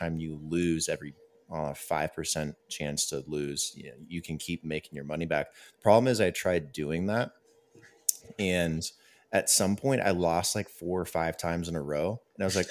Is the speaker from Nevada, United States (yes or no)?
yes; Las Vegas, Nevada, United States; I'm from Las Vegas